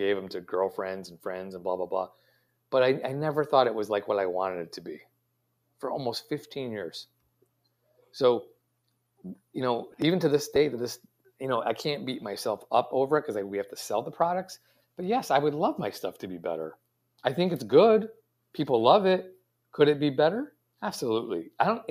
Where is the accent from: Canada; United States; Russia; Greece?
United States; I'm an American